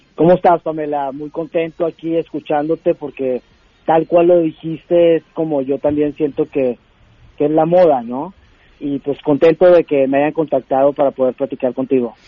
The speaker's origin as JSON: {"language": "Spanish", "country": "Mexico", "moved": "yes", "lives_now": "United States", "said": "tanto como latino, como mexicano y como inmigrante"}